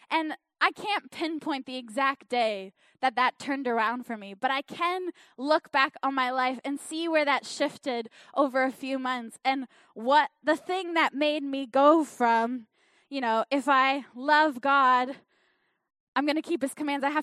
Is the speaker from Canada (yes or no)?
yes; Canada; accent: Canadian; now in New Zealand; I think I still sound pretty Canadian. But my accent has changed because I am, I am living in New Zealand.